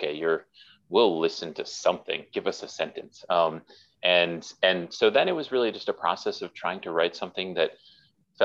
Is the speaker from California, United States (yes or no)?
no; Milwaukee, Wisconsin, United States; I was raised in Milwaukee, Wisconsin